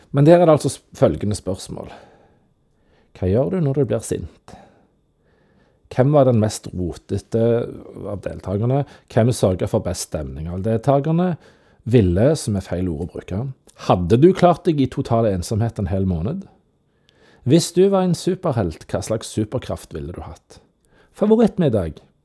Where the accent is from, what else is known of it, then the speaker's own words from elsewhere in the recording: Randaberg, Rogaland, Norway; Men jeg er fra Rantaberg